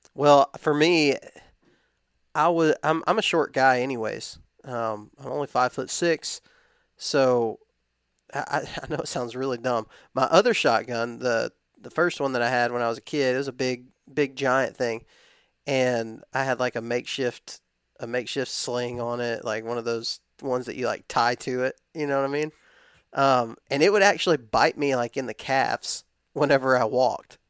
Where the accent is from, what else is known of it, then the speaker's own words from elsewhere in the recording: West Texas, United States; I grew up in West Texas